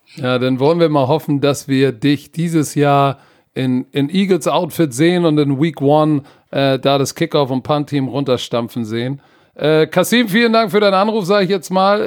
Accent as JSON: {"language": "German", "region": "Hamburg", "country": "Germany", "said": "so sind wir aus Hamburg"}